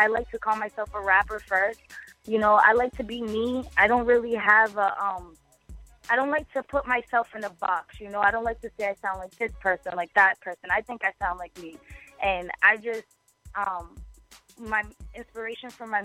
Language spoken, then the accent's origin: English; Boston, Massachusetts, United States; where I grew up, where I come from in Boston